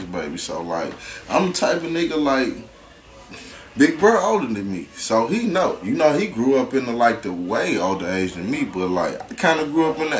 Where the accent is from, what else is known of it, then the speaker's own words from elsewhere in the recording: St. Louis, Missouri, United States; I'm from the south side of St. Louis, so you know I went to Roosevelt, Rough Riders.